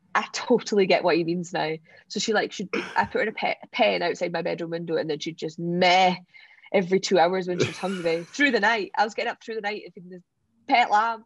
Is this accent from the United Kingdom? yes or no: yes; Scottish Borders, Scotland, United Kingdom; where I was brought up in the Scottish borders